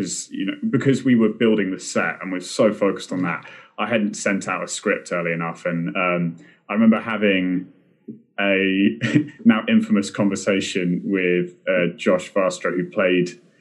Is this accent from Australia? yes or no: no; United Kingdom; being British